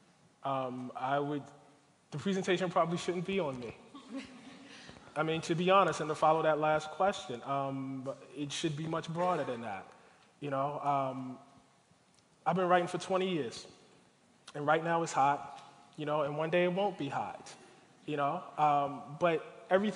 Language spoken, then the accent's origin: English; Baltimore, Maryland, United States; African-American church in my hometown of Baltimore